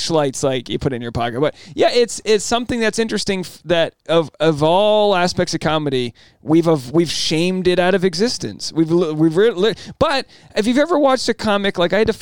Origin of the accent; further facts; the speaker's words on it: Rhode Island, United States; Rhode Island, my home state